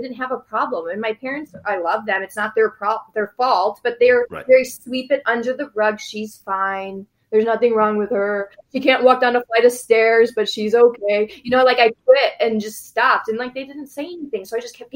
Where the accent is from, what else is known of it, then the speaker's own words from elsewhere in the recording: Naperville, Illinois, United States; I grew up in Naperville